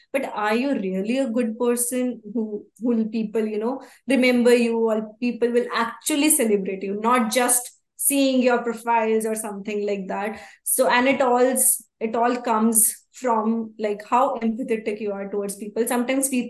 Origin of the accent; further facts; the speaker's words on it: Haryana, India; moved away; also born or lived in United States; I'm from Haryana. Yes, I'm Indian. Even if I'm in US, I said that my nationality is Indian